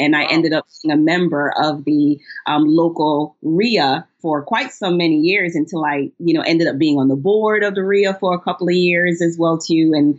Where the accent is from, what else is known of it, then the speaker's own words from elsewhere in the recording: Ohio, United States; I'm from Ohio area.